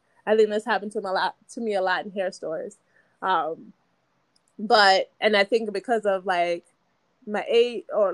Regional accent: United States; also born or lived in Jamaica; I was born in Jamaica, but I was raised here

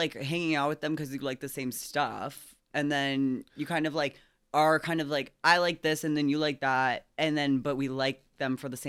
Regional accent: Arizona, United States; I'm from Arizona

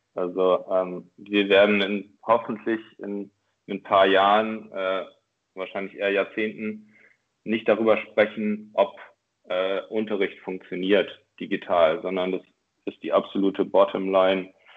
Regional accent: Oldenburg, Lower Saxony, Germany; moved away as an adult; also born or lived in Berlin / Chile; now in Hamburg, Germany; ich komme tatsächlich aus Oldenburg ähm, in Norddeutschland, also in der Nähe von äh, Bremen

